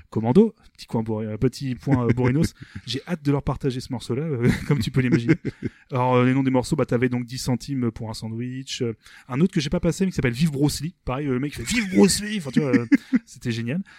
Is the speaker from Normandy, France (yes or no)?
yes; Rouen, Normandy, France; nous on est en Normandie on est de est on est de Rouen